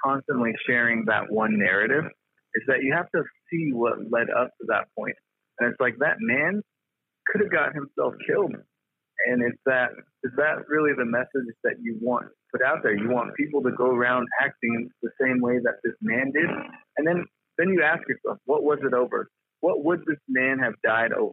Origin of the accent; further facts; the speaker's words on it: Chinle, Arizona, United States; I'm from Chinle, Arizona, baby